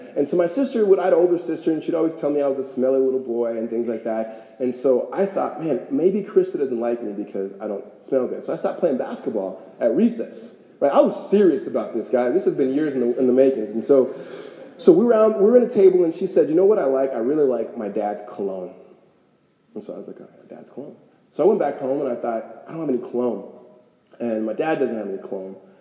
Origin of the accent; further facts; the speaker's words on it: Los Angeles, California, United States; moved away as an adult; now in Phoenix, United States; I grew up in California